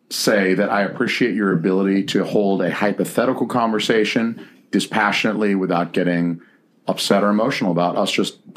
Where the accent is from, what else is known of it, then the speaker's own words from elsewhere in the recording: the South, United States; Which is awesome for me because I'm from the South.